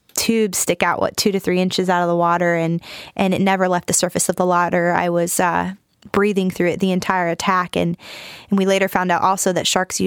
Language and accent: English; Michigan, United States; moved away as an adult; also born or lived in Huntington, West Virginia; now in North Carolina, United States; I'm from Michigan originally, born and raised.